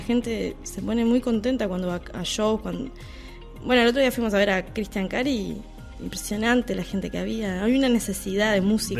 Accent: Uruguay; somos uruguayos

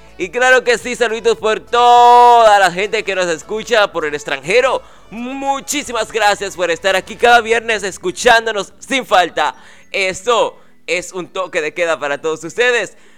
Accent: Dominican Republic; aquí en República Dominicana, en mi país

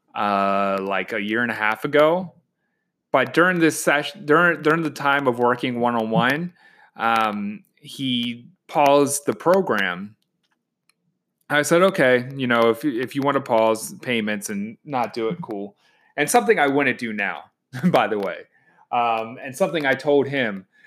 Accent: Baltimore, Maryland, United States; moved away as an adult; now in Washington, D.C., United States; I'm from Baltimore and I just moved to DC

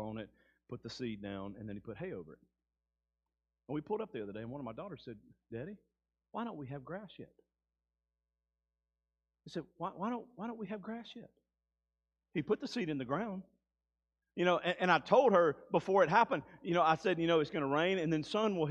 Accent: Mississippi Delta, United States; I grew up in the Mississippi Delta.

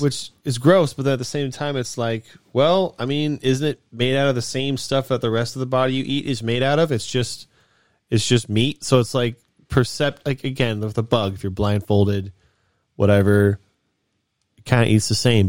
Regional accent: United States; I'm American.

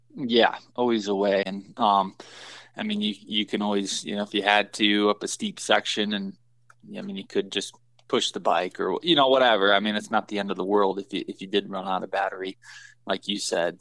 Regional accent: Michigan, United States; now in Colorado, United States; I grew up in Michigan, so I cut my teeth on whitetails

